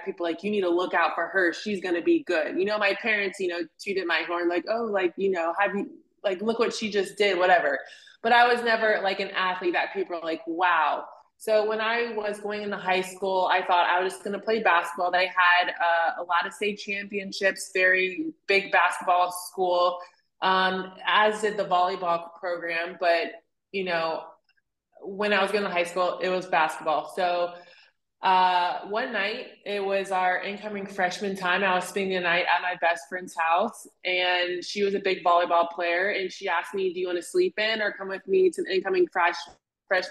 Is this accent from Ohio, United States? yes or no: yes; Cincinnati, Ohio, United States; I was born and raised in Cincinnati, Ohio